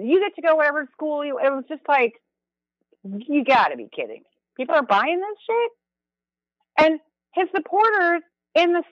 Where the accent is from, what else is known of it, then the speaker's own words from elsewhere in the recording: Minnesota, United States; now in New York, United States; I come from Minnesota